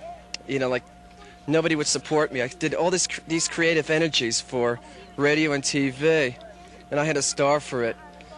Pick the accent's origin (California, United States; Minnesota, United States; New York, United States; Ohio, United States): New York, United States; Long Island; moved away as an adult; also born or lived in Buffalo, New York / Telluride, Colorado; Originally from Long Island, I really am